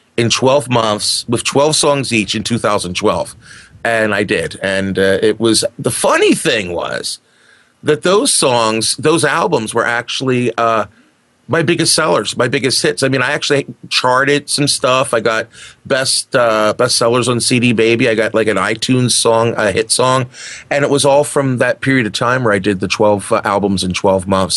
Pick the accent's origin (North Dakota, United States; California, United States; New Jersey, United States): New Jersey, United States; moved away as an adult; now in Wisconsin, United States; I'm originally from the East Coast of the United States of America, from the New Jersey area.